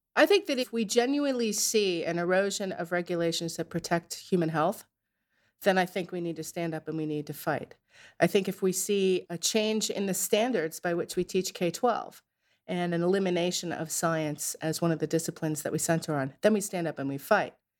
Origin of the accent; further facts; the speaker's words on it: Narragansett, Rhode Island, United States; I grew up in Narragansett in Rhode Island